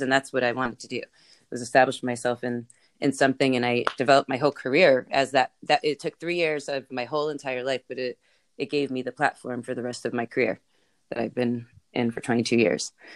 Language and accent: English; California, United States; born or raised there